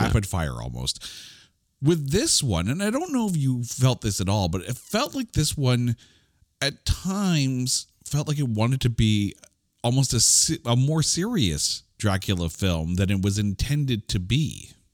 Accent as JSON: {"language": "English", "country": "Canada", "said": "as a Canadian"}